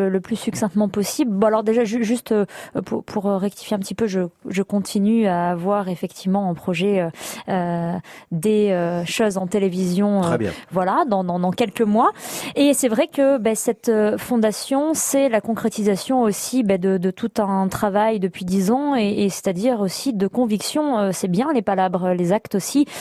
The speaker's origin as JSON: {"language": "French", "area": "the La Bourboule area", "region": "Auvergne-Rhône-Alpes", "country": "France"}